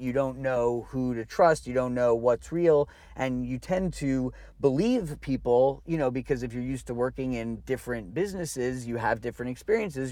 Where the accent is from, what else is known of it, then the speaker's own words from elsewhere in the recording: New Jersey, United States; i grew up in you know in jersey in like the 80s and the early 90s